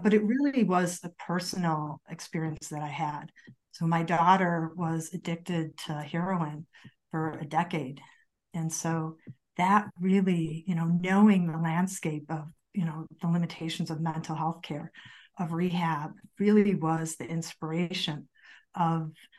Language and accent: English; Chicago, Illinois, United States; moved away as an adult; now in Colorado, United States; I'm actually from Chicago